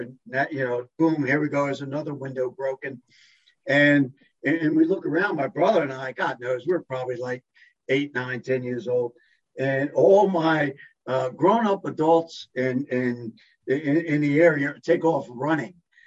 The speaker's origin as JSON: {"language": "English", "town": "Catonsville", "region": "Maryland", "country": "United States", "tie": "born or raised there", "said": "it's a close-knit community, and it was a great place, certainly a great place to grow up"}